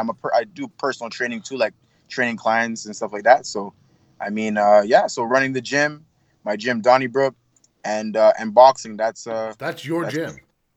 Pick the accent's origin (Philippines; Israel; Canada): Canada; Montreal, Quebec; I'm not a Quebec. Well, I was born here. I was born in Montreal, Quebec.